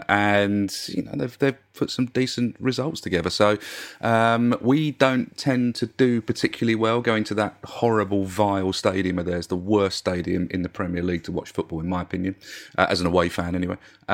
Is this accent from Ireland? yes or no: no; Barking, London, United Kingdom; I'm from Barking, as everybody, regular listeners will know from that. So born within a mile of Upton Park